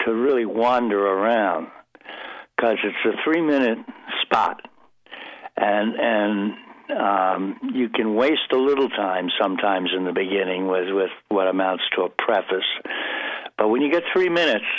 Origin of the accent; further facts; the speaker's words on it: Baltimore, Maryland, United States; accent: Baltimore; moved away as an adult; also born or lived in Princeton / New York; I grew up in Baltimore, which is a terrible regional accent, very nasal